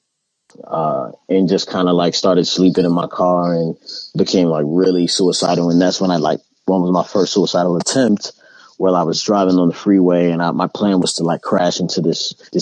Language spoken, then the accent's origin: English; Baltimore, Maryland, United States; also born or lived in California; I'm from originally from Baltimore, Maryland.